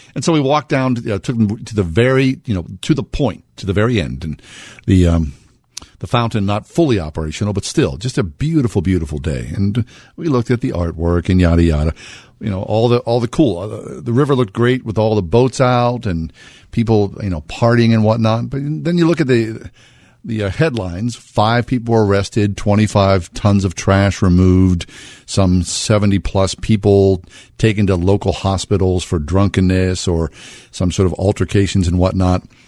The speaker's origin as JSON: {"language": "English", "country": "United States", "tie": "born or raised there", "said": "we're born and raised in America"}